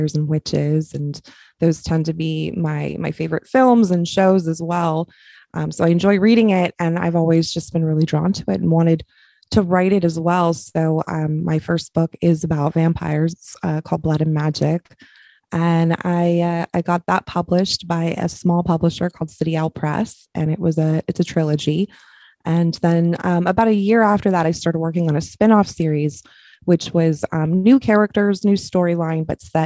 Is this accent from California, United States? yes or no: yes; California, United States; I'm from California